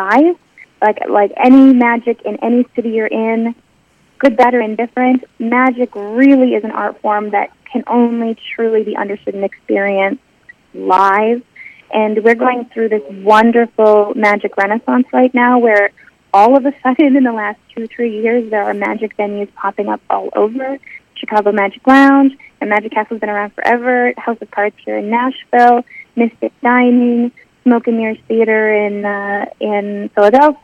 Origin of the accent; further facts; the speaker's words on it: Calgary, Alberta, Canada; I was growing up in Calgary, Alberta